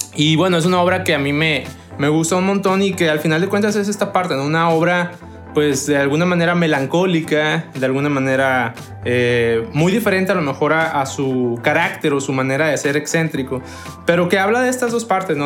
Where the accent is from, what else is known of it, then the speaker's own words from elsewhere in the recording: Mexico; para nosotros como mexicanos